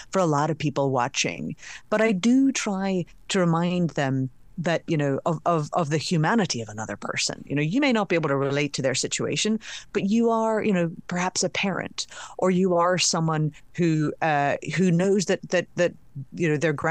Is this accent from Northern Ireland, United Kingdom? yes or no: yes; Northern Ireland, United Kingdom; accent: Northern Ireland; so now it takes quite an expert ear to pick out Northern Ireland.